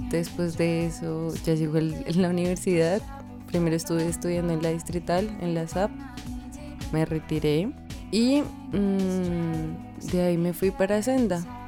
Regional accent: Tunja, Boyacá, Colombia; moved away; Y en Tunja, que es de donde yo soy, había una academia muy pequeña de ballet

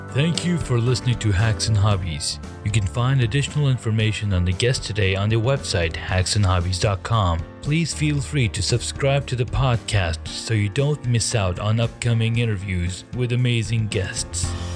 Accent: Saudi Arabia; now in United States; I grew up in Saudi Arabia.

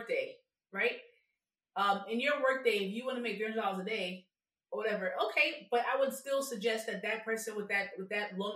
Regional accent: New York City, New York, United States; I'm from New York, so I'm an African shop kind of girl.

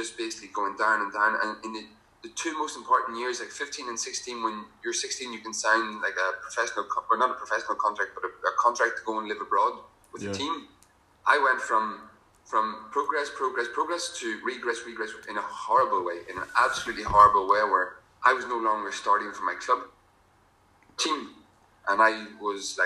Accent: County Armagh, Northern Ireland, United Kingdom; also born or lived in south of France; now in France; I'm originally from Mahari, County Armagh. Currently living in the south of France

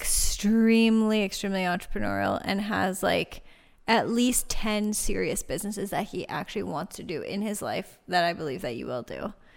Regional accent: Laurel Highlands, Pennsylvania, United States; moved away; we didn't just come back because it's our hometown.

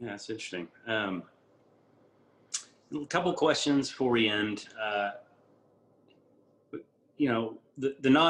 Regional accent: Barbados; born there; I'm half Brazilian and I was born in Barbados. So I've, I'm that rare three passport uh, person.

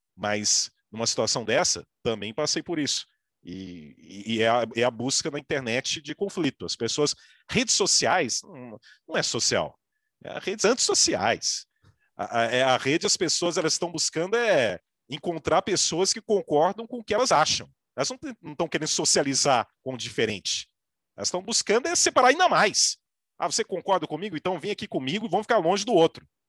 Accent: Minas Gerais, Brazil; eu sou mineiro

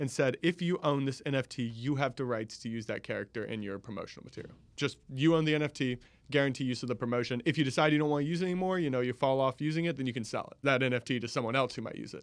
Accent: Jacksonville, Florida, United States; moved away as an adult; now in Orlando, United States; originally from Jacksonville

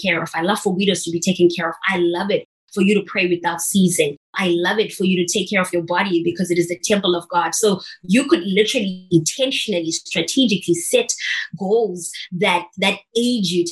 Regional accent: Zimbabwe; I'm originally from Zimbabwe, in a small town called Muliriro.

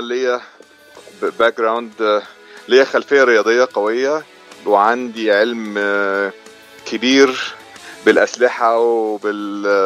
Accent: Agouza, Giza Governorate, Egypt; moved away as an adult; also born or lived in Saudi Arabia; now in United States; انا اتربيت آه، في مدينه اسمها العجوزه في محافظه الجيزه

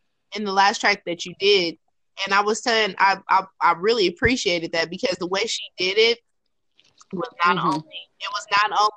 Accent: California, United States; I'm from California

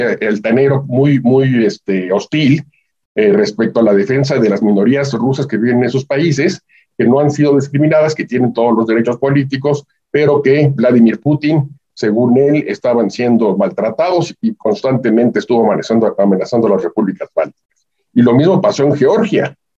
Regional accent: Mexico

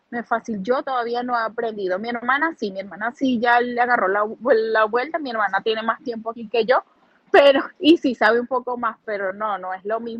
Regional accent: Duaca, Lara, Venezuela; now in Columbus, United States; Mira, me llevaría a mi pueblo, me llevaría a, a Duaca

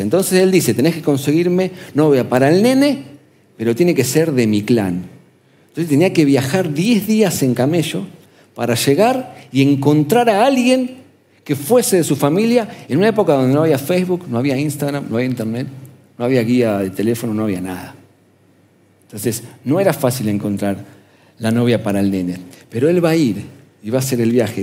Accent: Argentina; ¿nosotros dónde vivimos? En el sur, América Latina, Argentina.

